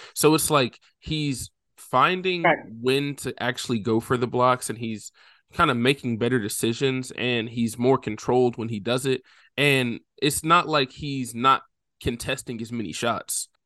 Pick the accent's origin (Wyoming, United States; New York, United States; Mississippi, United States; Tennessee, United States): Tennessee, United States; right outside of Nashville; born or raised there